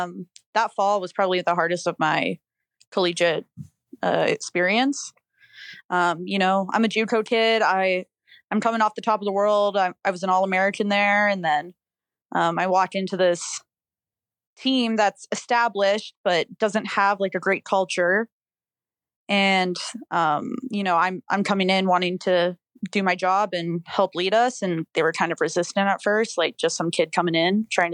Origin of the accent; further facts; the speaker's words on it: Canada; being Canadian, it's hard, like, to find a school